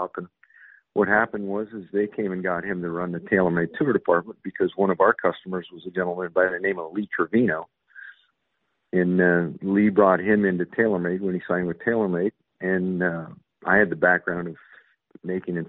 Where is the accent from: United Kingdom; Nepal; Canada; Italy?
Canada; moved away; I am Canadian